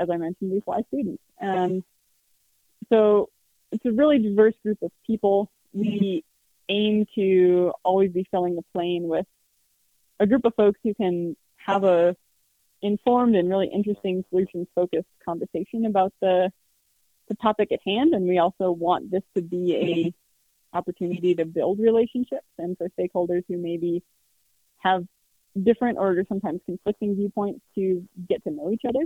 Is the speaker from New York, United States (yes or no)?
no; Carbondale, Colorado, United States; I grew up in Carbondale, just down the road